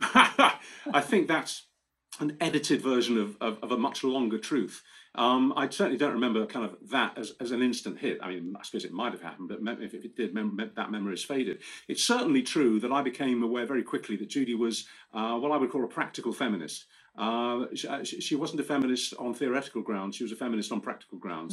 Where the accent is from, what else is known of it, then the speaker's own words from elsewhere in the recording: Romford, London, United Kingdom; moved away; Romford in Essex, where I'm born, my hometown